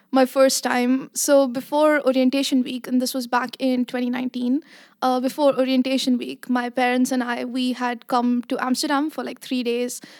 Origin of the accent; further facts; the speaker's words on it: Abu Dhabi, United Arab Emirates; now in Netherlands; So I grew up in Abu Dhabi, but mm-hmm. ethnically I am Indian.